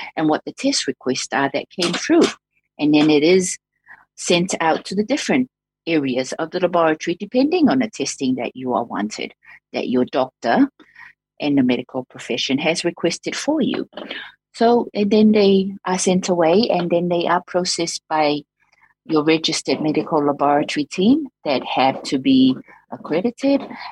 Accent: Samoa; moved away as an adult; also born or lived in Dunedin, New Zealand; now in New Zealand; I came through from Samoa.

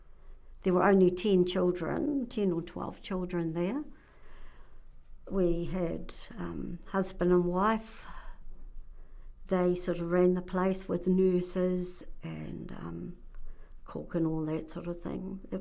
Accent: Wellington, New Zealand; born there; I was born in Wellington in April 48.

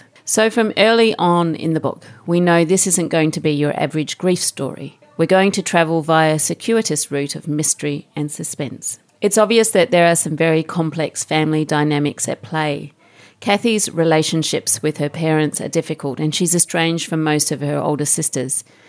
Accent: Australia; I'm an Australian too

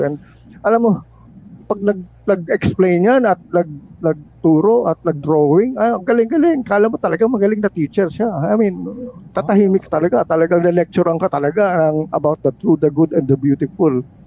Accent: Manila, Metro Manila, Philippines; I grew up in Malacanang

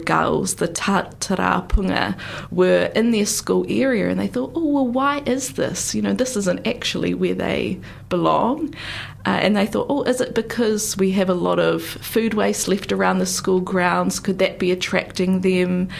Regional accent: North Island, New Zealand; now in Otago, New Zealand; I'm much more from the North Island

